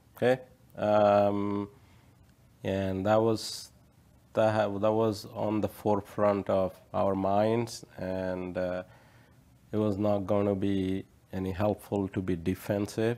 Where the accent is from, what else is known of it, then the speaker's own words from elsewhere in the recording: India; moved away; I grew up in India